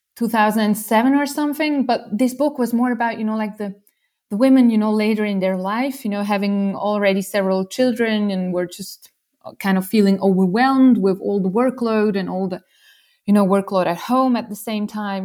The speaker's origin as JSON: {"language": "English", "country": "Switzerland", "tie": "born or raised there", "said": "I grew up in Switzerland"}